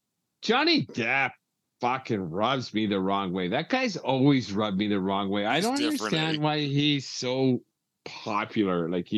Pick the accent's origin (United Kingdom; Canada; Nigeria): Canada; us Canadians